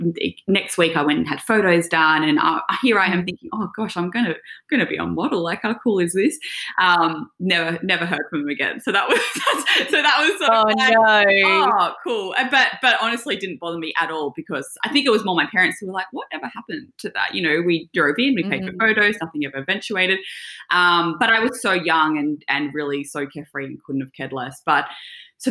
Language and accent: English; Mornington Peninsula, Victoria, Australia; I grew up on the Mornington Peninsula running around barefoot, riding my horse, surfing